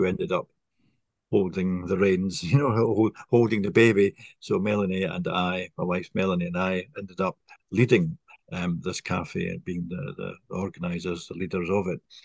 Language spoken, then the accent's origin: English; Scotland, United Kingdom; moved away as an adult; also born or lived in east coast of England; now in England; I'm from originally from Scotland, not Ireland.